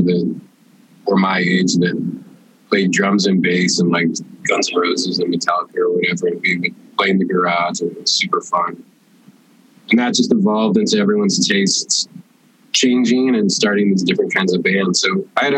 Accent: St. Louis, Missouri, United States; moved away as an adult; now in Chicago, United States; I grew up in St. Louis

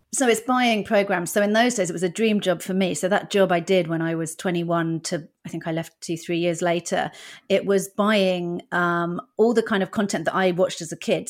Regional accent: Dorset, South West England, United Kingdom; first language English; moved away as an adult; also born or lived in Netherlands; I grew up in Dorset.

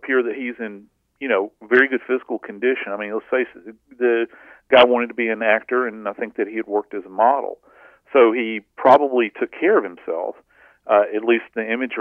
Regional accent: the South, United States; I'm from the South

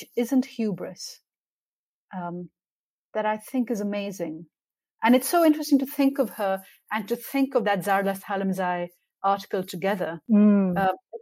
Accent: Pakistan; I grew up in Pakistan at a time when there was military dictatorship

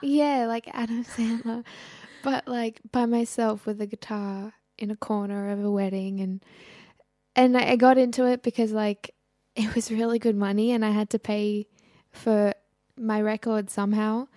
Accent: Groningen, Netherlands; also born or lived in Syria; I was born in Groningen

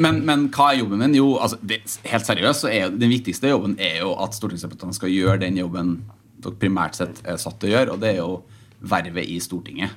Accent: Trøndelag, Norway; now in Oslo, Norway; jeg kommer fra Trøndelag, som alle som eh, har litt uh, litt språkøre sikkert, sikkert hører

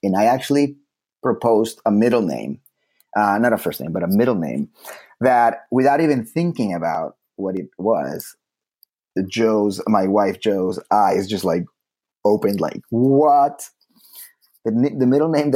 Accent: Colombia; now in United States; German family. I was born in Colombia

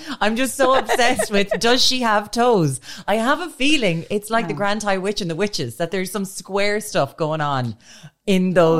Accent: Ireland; as Irish people

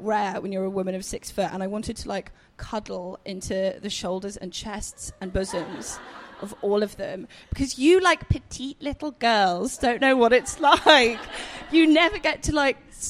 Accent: England, United Kingdom; being English

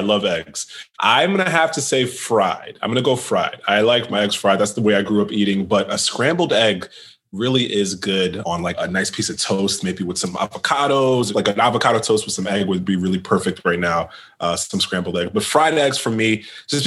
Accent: New York City, New York, United States; now in Washington, D.C. area, United States; I'm from New York City

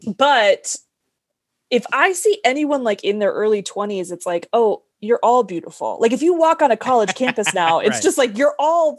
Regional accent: California, United States; No, like I grew up Catholic in California

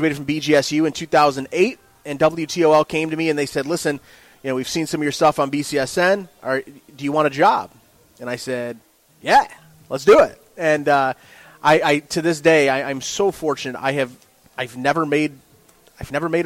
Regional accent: Maumee, Ohio, United States; also born or lived in Waterville, Ohio; I am born and raised in Northwest Ohio

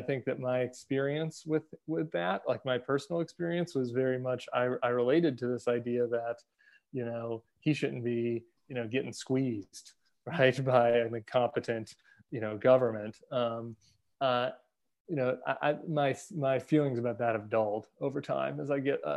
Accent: Denver, Colorado, United States; also born or lived in St. Louis, Missouri; My family's all from St. Louis, big Catholic family, huge Catholic family. We moved to Denver when I was in middle school

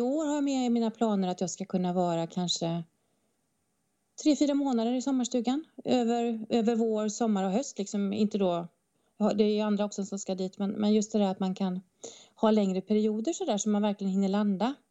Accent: northern Bohuslän, Västra Götaland, Sweden; now in Stockholm, Sweden; Jag har också vuxit upp på landet i Bohus, norra Bohuslän och eh, kanske hör på min fantastiska dialekt

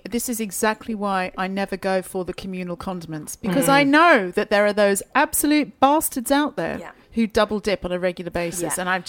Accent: Australia; because I'm from Australia.

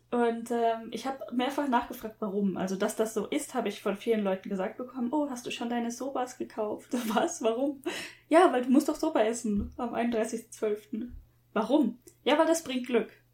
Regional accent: Germany; now in Japan; Bin ich wirklich in Deutschland aufgewachsen?

